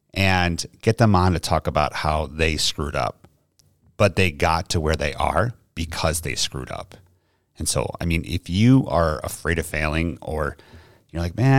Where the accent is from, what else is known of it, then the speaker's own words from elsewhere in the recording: New York, United States; accent: New York; So I am not from here. Obviously, I'm from New York. I have tried to hide my accent as much as possible just because people here don't take too kindly to it.